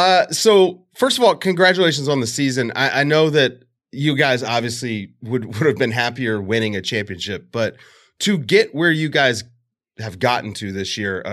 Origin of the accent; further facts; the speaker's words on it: Richmond, Virginia, United States; I'm from Richmond, Virginia